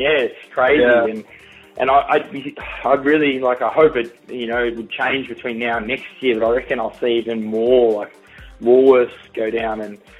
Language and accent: English; Melbourne, Victoria, Australia; now in Sydney, Australia; I'm being from Melbourne